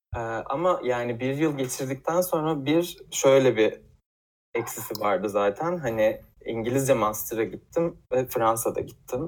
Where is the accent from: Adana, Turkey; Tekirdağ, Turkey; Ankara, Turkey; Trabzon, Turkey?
Tekirdağ, Turkey; moved away as an adult; now in Istanbul, Turkey